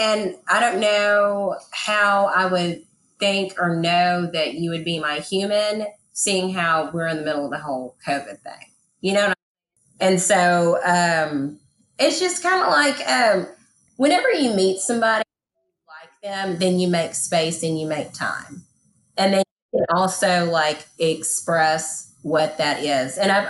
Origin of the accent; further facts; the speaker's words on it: Texas, United States; I'm not going to take anything from East Texas with me, because that's old wineskins.